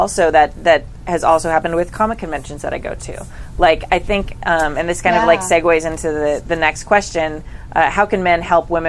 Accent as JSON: {"language": "English", "region": "California", "country": "United States", "said": "I'm super Californian"}